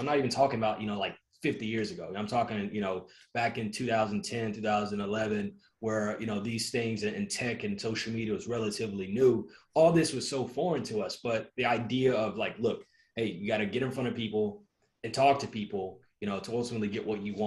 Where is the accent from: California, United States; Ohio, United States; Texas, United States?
Texas, United States; Fort Worth; moved away as an adult; also born or lived in Dallas; now in Miami, United States; I'm from Fort Worth, Texas, but now, you know, I'm based in Miami and Dallas for the most part